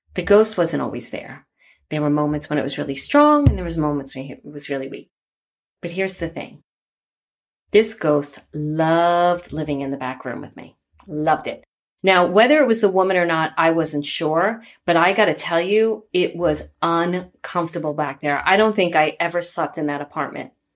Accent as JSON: {"language": "English", "town": "New York City", "region": "New York", "country": "United States", "tie": "born or raised there", "said": "I grew up in Bay Ridge, Brooklyn"}